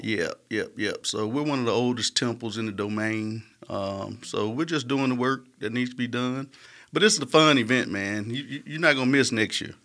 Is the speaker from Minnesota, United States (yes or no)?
no; Smithfield, Alabama, United States; I was raised in Smithfield